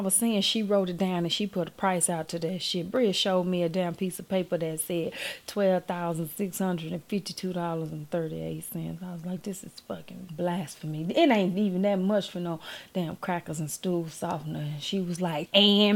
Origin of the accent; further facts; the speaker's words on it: Gulfport, Mississippi, United States; I'm from Gulfport